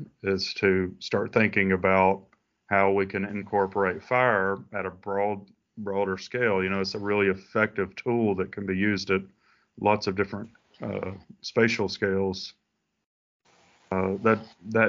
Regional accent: Alabama, United States; moved away as an adult; now in Florida, United States; I grew up in Alabama, and I was a big time Auburn fan

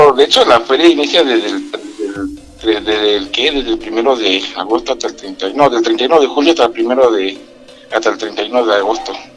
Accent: Villahermosa, Tabasco, Mexico; moved away as an adult; now in Huamantla, Mexico; yo realmente soy de Villahermosa, Tabasco, pero radico aquí en lo que es la desde hace 15 años.

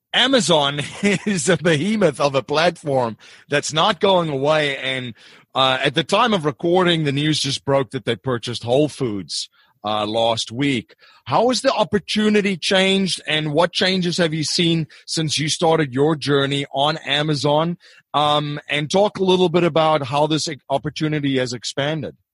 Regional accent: South Africa; moved away; I'm originally from South Africa

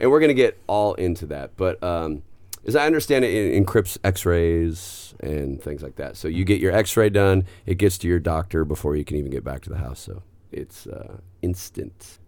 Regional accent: the Northwest, Pacific Northwest, United States; moved away; I grew up in the Northwest.

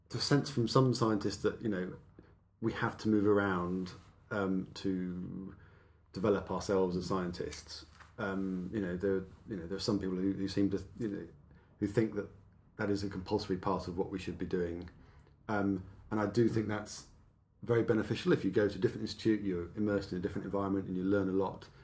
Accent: Exeter, South West England, United Kingdom; moved away as an adult; also born or lived in Oxford / Nottingham; so I, I, grew up in the southwest of England.

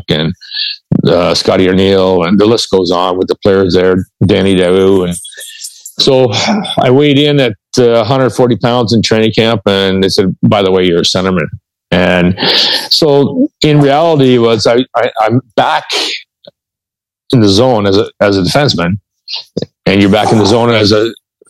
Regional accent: Kingston, Ontario, Canada; I was born and raised in Kingston, Ontario

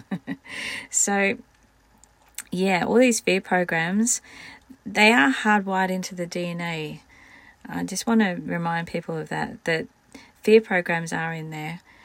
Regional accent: Scotland, United Kingdom; I am Scottish

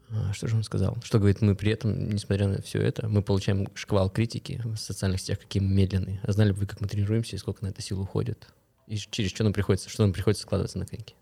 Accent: Kostanay, Kostanay Region, Kazakhstan; now in Astana, Kazakhstan; Я сам из региона, я из Кустаная

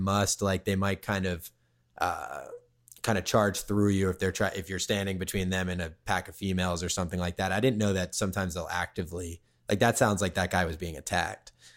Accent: Cape Cod, Massachusetts, United States; also born or lived in Silver Lake, Los Angeles; now in Los Angeles, United States; I grew up on Cape Cod, in, in Mass

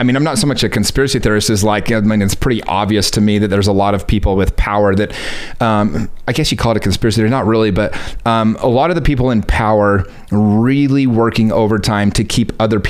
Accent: United States; being an American

